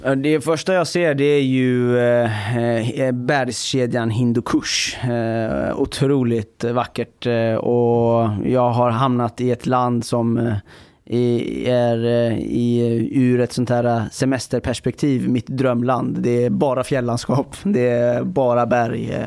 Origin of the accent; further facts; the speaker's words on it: Iran; now in Sweden; jag kommer från Iran eh, ett land som är ett grannland till Afghanistan